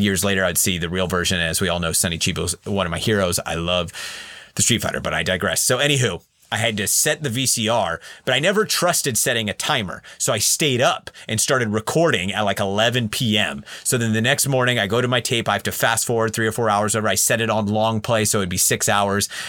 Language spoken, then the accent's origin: English; Central Valley, California, United States; I was born and raised in the Central Valley, California